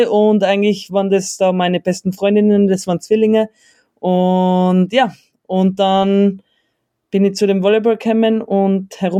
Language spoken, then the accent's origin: German; Innsbruck, Tyrol, Austria; aus der Großstadt Innsbruck.